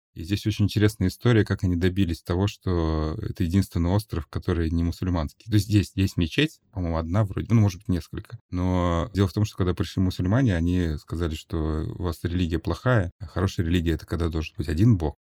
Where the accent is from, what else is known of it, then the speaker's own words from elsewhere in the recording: Russia; moved away as an adult; now in Bali, Indonesia; я из России